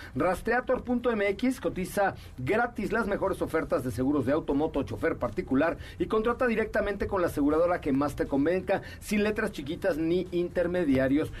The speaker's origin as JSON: {"language": "Spanish", "country": "Mexico", "said": "como piloto, como mexicano y como conocido de Checo"}